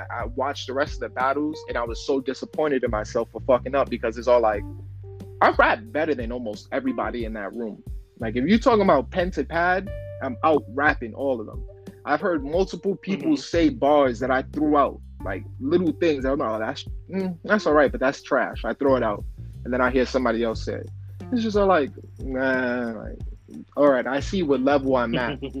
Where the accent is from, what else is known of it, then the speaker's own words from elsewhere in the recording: New York, United States; I'm from New York.